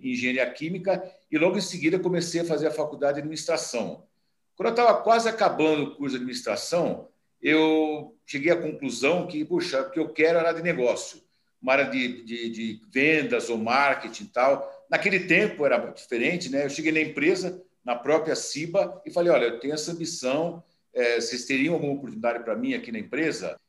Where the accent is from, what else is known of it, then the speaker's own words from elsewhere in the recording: São Paulo, Brazil; also born or lived in Campinas; eu nasci em Campinas, eu nasci em Campinas, mas muito novo, meus pais mudaram para São Paulo, então eu fui criado em São Paulo